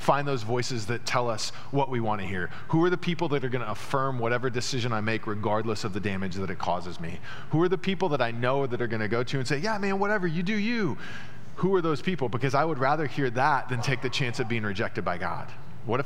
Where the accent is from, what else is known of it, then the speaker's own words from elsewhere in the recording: United States; the religious structures that we built as American evangelicals